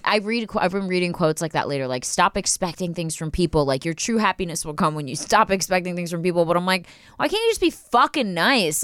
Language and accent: English; Philadelphia, Pennsylvania, United States; now in Los Angeles, United States; I'm from Philly